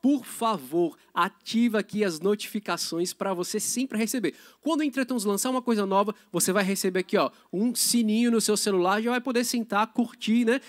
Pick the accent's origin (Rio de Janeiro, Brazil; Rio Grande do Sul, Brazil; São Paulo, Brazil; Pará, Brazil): São Paulo, Brazil; Aparecida; pertinho da minha cidade, eu sou de Aparecida do Norte